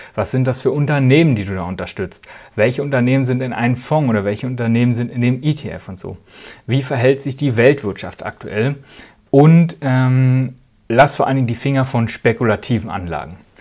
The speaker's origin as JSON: {"language": "German", "area": "Spreewald", "region": "Brandenburg", "country": "Germany", "moved": "yes", "lives_now": "Switzerland", "said": "Wo ich herkomme, aus dem Osten, aus dem wunderschönen Spreewald im Herzen Brandenburgs"}